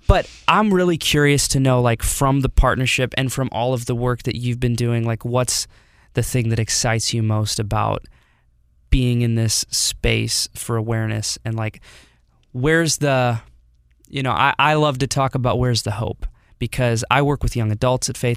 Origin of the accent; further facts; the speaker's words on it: Detroit, Michigan, United States; moved away as an adult; now in Oakville, Missouri, United States; I was born here, moved to Detroit in two thousand six, and lived there until twenty seventeen